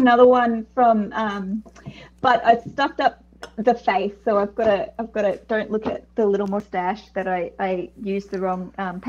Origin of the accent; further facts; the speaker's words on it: Australia; also born or lived in Philippines; Yeah, half Filipino and half Australian, but yeah, grew up here, so yeah, Australian.